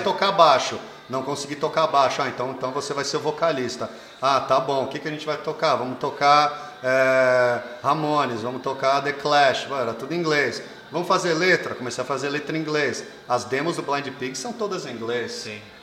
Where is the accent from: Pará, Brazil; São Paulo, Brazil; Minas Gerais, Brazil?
São Paulo, Brazil; Alphaville; also born or lived in United States / Rio de Janeiro; eu fui criado em Alphaville